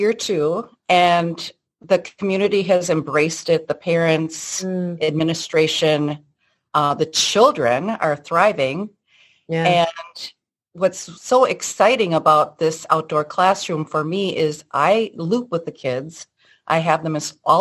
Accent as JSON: {"language": "English", "region": "southwestern Wisconsin", "country": "United States", "tie": "born or raised there", "also_born_or_lived": "Mexico / Texas", "said": "I grew up on a dairy farm"}